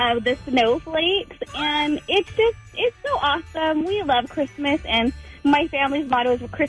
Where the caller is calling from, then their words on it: Riverside, California, United States; We're calling from Riverside.